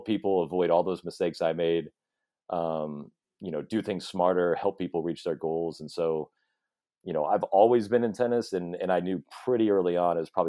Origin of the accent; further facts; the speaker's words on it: Chapel Hill, North Carolina, United States; also born or lived in Southern California; Chapel Hill was on the list. And so we just moved there when I was 8 or so